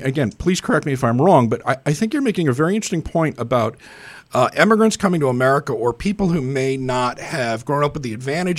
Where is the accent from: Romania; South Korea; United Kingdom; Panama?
United Kingdom; moved away; I grew up in Britain, and I come out of a very strong tradition